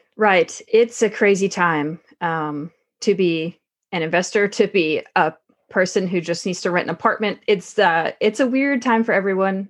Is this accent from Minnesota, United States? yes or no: no; Texarkana, Arkansas, United States; moved away as an adult; also born or lived in Nebraska; I came from Texarkana, Arkansas originally